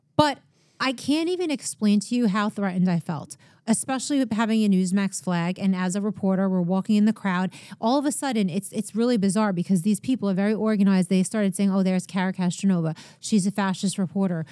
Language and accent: English; Long Island, New York, United States; I grew up in Long Island